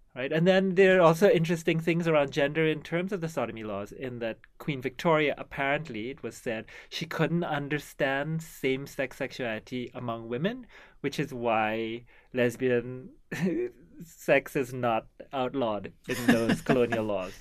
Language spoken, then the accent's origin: English; Trinidad & Tobago; now in Canada; So I come from Trinidad